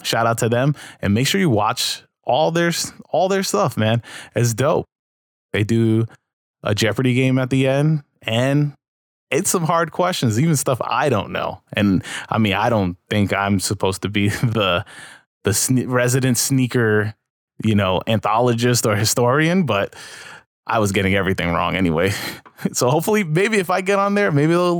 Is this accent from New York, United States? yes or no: yes; New York City, New York, United States; in my hometown of New York